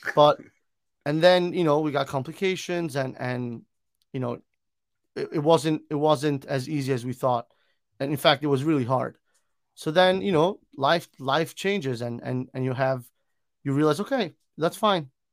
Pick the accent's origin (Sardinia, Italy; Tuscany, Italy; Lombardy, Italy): Lombardy, Italy; Milan; now in United States; I am originally from Milan, Italy, born and raised in Italy